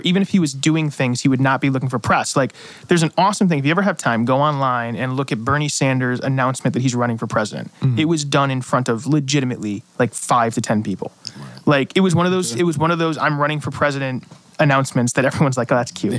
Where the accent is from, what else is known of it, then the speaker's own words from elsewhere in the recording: Ansonia, Connecticut, United States; moved away as an adult; now in Norwalk, United States; I love Ansonia. It's my hometown